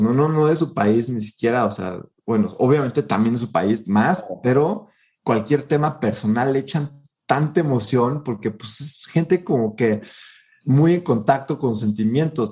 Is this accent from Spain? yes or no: no; Mexico; nosotros los mexicanos